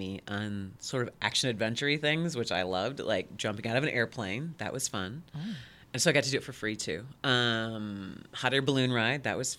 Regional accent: Midland, Michigan, United States; moved away as an adult; also born or lived in Detroit, Michigan; now in Lansing, United States; I was 21, and I grew up in Midland. And then it was a big eye-opener from Midland, Michigan, moving to Detroit for, I think I was there about a year and a half, maybe. And then from there, coming to Lansing.

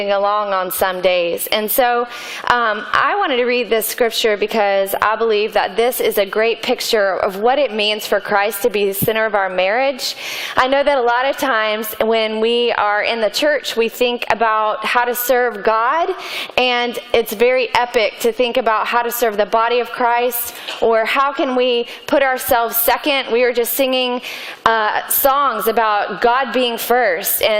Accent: Atlanta, Georgia, United States; I grew up in Atlanta

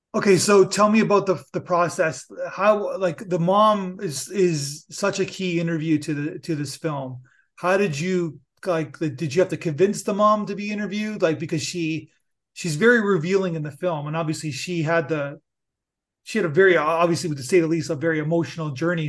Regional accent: Niagara Falls, Ontario, Canada; I'm from Niagara Falls

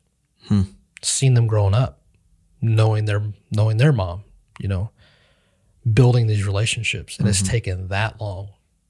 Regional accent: Kansas, United States; now in Iola, United States; I grew up in Western Kansas, and I moved here to Iola.

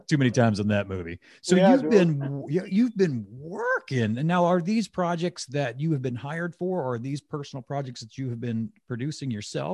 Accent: 2 hours outside of New Orleans, Mississippi, United States; moved away; I grew up 2 hours outside of New Orleans

